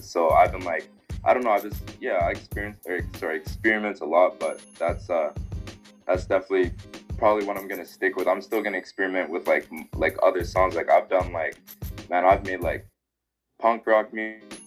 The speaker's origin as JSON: {"language": "English", "town": "Winnipeg", "region": "Manitoba", "country": "Canada", "tie": "born or raised there", "said": "I was born here in Winnipeg, Manitoba"}